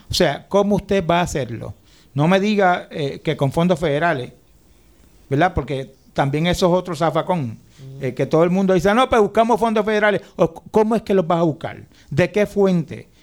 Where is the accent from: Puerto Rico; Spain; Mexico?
Puerto Rico; lo que somos los puertorriqueños